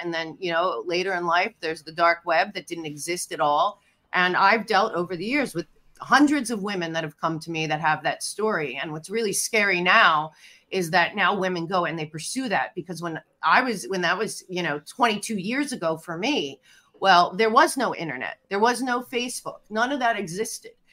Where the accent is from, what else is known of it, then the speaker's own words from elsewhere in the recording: Philadelphia, Pennsylvania, United States; moved away as an adult; also born or lived in New York City / Hollywood; I'm from Philadelphia, but I went to NYU